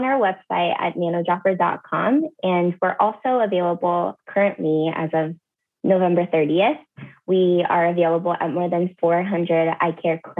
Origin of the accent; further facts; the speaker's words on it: California, United States; also born or lived in Canada / Seattle; now in Minnesota, United States; I've lived in Canada. I've lived in the Midwest. I grew up partially in California, and then I lived in Seattle the longest for 8 years before moving here to Minnesota, which is now my current home.